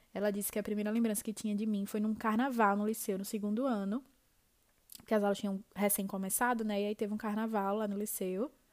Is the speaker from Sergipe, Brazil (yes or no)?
yes; Aracaju, Sergipe, Brazil; eu sou de Aracaju